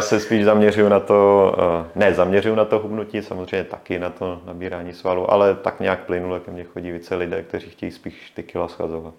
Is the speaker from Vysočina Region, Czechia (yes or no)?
yes; Jihlava, Vysočina Region, Czechia; já jsem vlastně původně z Jihlavy